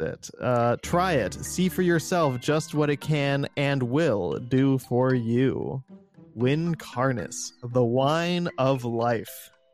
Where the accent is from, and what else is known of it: Midwest, United States; also born or lived in Los Angeles